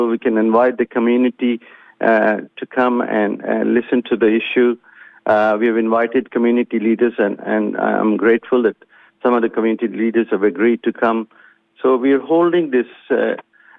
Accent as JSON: {"language": "English", "country": "Pakistan", "moved": "yes", "lives_now": "Australia", "said": "being Pakistani or being of Pakistani origin"}